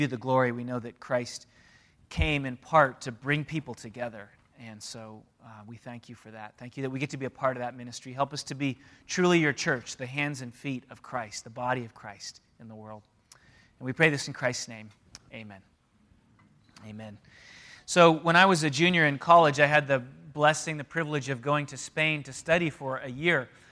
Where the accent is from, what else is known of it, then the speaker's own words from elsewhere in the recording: San Diego, California, United States; also born or lived in Canada; I was one when my parents moved to San Diego